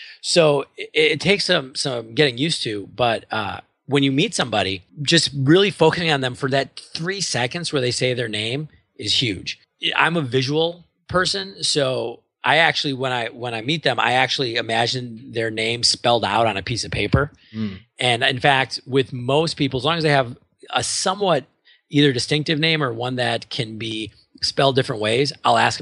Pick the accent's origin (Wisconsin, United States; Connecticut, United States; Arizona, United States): Wisconsin, United States; Milwaukee; moved away; I'm from Milwaukee originally